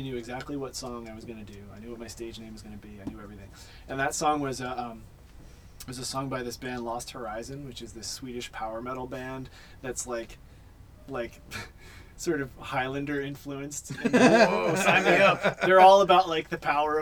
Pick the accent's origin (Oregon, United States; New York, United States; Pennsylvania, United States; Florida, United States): Pennsylvania, United States; Philadelphia; moved away; I'm originally from Philly